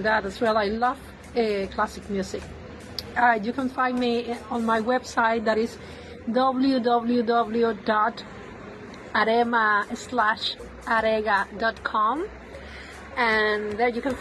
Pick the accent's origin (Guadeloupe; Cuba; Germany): Cuba; also born or lived in Russia; now in Barcelona, Spain; I was raised in Cuba. I was born in Russia from an Ethiopian father and a Cuban mother